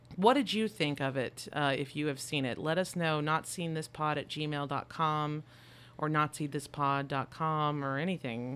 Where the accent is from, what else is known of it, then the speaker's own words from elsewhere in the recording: Texas, United States; We're from Texas